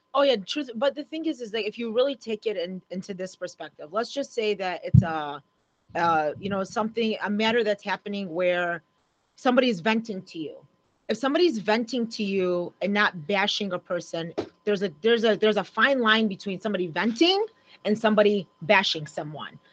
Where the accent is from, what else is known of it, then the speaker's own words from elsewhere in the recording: Oak Park, United States; growing up in Oak Park